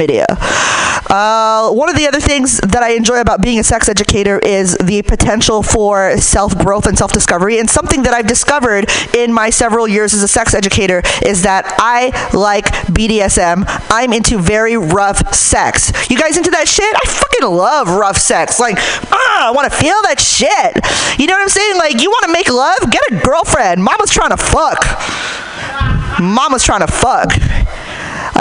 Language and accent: English; Hayward, California, United States; I'm from Hayward